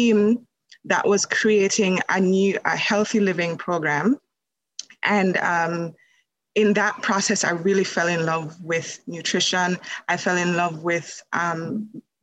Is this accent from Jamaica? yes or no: yes; Jamaica; moved away as an adult; now in Canada; I live in Canada, but I am from Jamaica. So I was born in Jamaica and I came to Canada.